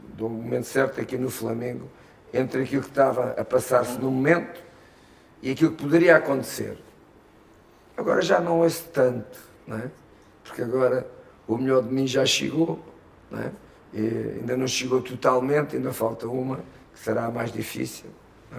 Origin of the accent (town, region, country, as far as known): Portugal; moved away as an adult; now in Brazil